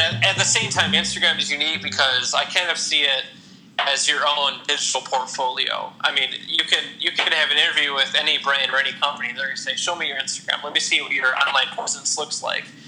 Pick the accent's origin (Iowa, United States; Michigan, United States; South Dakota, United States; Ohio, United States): Ohio, United States; Toledo; I'm born and raised in Toledo. I've lived here my whole life. I live in Genoa, actually, which is a suburb of Toledo